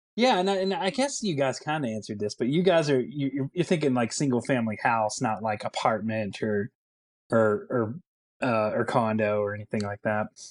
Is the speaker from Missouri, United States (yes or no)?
no; Bardstown, Kentucky, United States; I'm not not from Louisville. I'm from Bardstown, but I lived in Bardstown. I didn't live like out in the country.